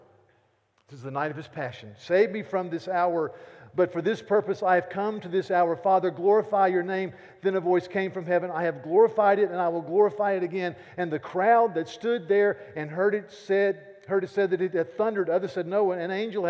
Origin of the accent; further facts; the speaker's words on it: North Carolina, United States; I'm from North Carolina